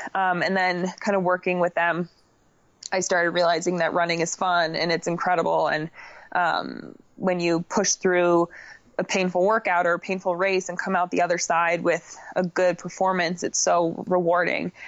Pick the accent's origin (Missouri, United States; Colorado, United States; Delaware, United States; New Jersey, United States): Colorado, United States; Crested Butte; also born or lived in Boulder, Colorado; I am from Crested Butte, Colorado. I primarily train in Boulder, Colorado